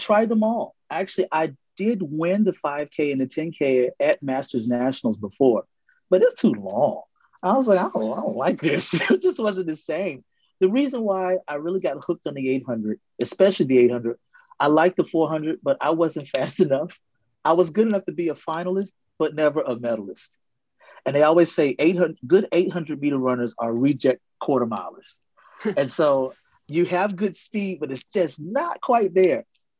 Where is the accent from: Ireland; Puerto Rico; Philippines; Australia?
Puerto Rico; now in United States; You know, well, I came from Puerto Rico. That's where I moved from.